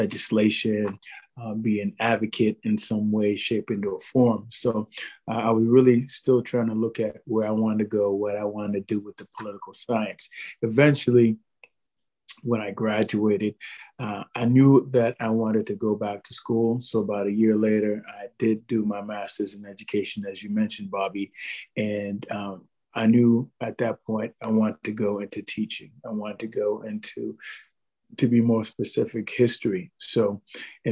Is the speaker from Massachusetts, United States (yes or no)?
yes; Boston, Massachusetts, United States; I'm born and raised in Boston, Massachusetts, to be more specific, Dorchester, Mattapan, and Hyde Park